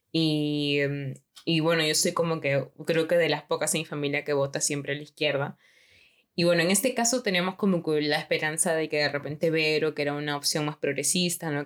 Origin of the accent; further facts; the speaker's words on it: Lima, Peru; moved away; yo como, como limeña